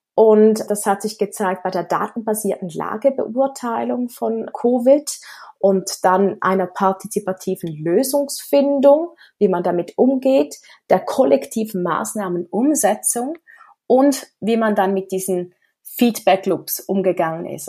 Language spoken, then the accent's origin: German; Switzerland; Ich komme aus der Schweiz